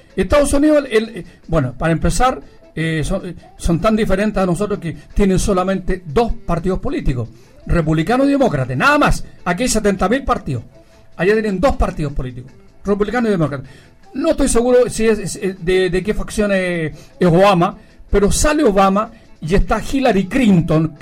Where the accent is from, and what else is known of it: Chile